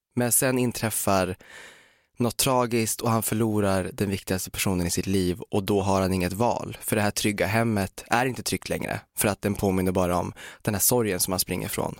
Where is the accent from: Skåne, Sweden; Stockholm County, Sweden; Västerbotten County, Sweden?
Västerbotten County, Sweden; Umeå; moved away; Umeå där jag kommer ifrån